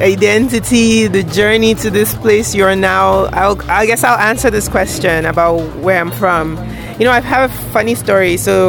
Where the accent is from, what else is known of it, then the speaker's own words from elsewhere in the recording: Nigeria; So when people said, where are you from? I just said, Nigeria.